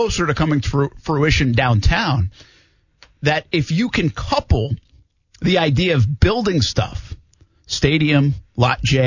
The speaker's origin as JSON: {"language": "English", "town": "East Providence", "region": "Rhode Island", "country": "United States", "tie": "born or raised there", "moved": "yes", "said": "my hometown of Providence, Rhode Island. I was from East Providence"}